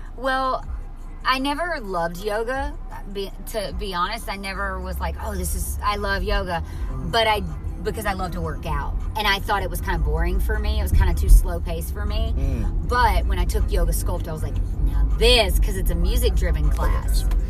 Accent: near Mobile, Alabama, United States; moved away; I'm originally from right near Mobile, Alabama

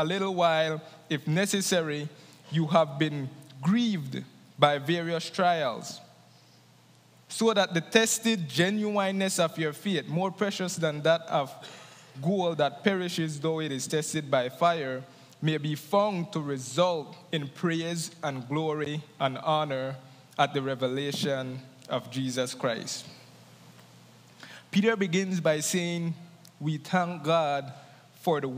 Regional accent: Gales Point, Belize District, Belize; Gales Point, the village that I'm from, is a village that doesn't really have a lot of hope.

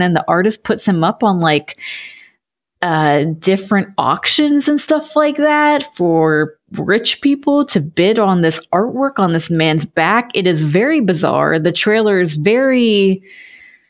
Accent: United States; as an American

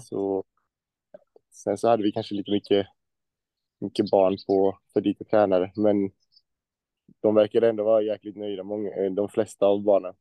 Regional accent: Växjö, Kronoberg County, Sweden; moved away; Jag är från Växjö

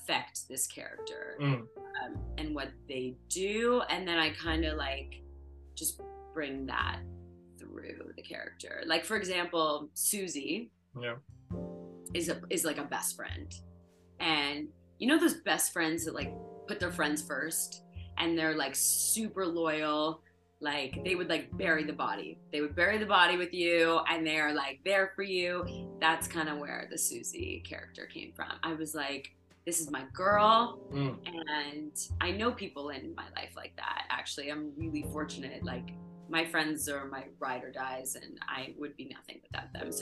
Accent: Ottawa, Ontario, Canada; now in Toronto, Canada; Where I grew up in Ottawa

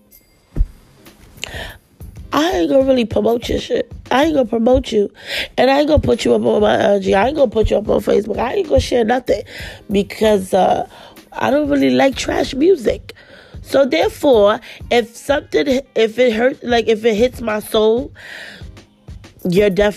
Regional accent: New York City, New York, United States; moved away; We grew up together in Flatbush.

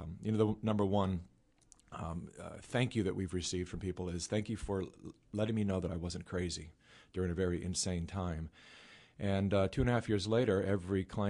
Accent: California, United States; I was born and raised in California

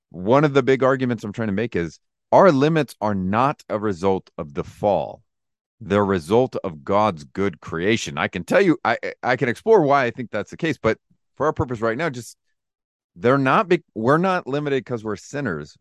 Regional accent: Lodi, California, United States; I was born and raised in Lodi, California

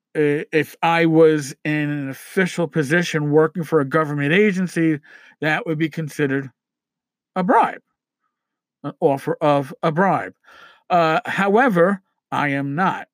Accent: New York, United States; I'm a New Yorker

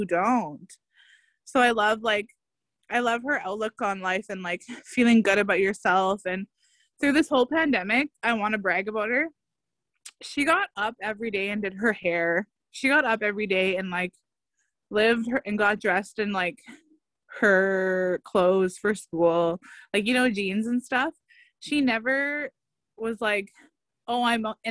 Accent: Northern Ontario, Canada; moved away as an adult; now in Toronto, Canada; when we grew up in the North

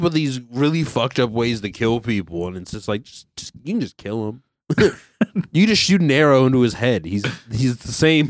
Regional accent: Philadelphia, Pennsylvania, United States; I'm from Philadelphia.

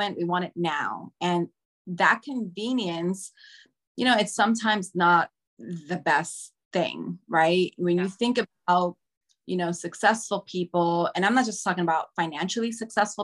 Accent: New York City, New York, United States; I grew up in Washington Heights.

